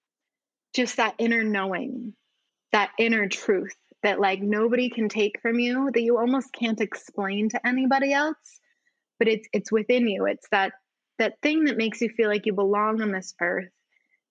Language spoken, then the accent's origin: English; Utah, United States; growing up in the States as a girl, like here in Utah